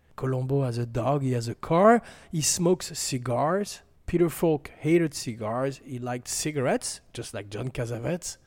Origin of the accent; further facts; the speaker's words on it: France; accent: French; my French accent